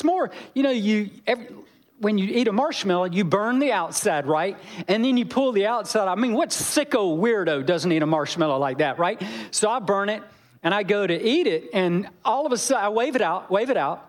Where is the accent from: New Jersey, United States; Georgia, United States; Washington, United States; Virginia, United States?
Georgia, United States; I'm from Georgia